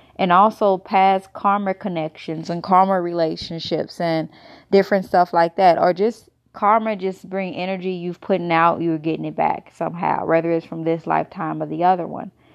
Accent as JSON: {"language": "English", "country": "Israel", "tie": "born or raised there", "also_born_or_lived": "United States", "moved": "as an adult", "said": "I was born in America, raised in Israel"}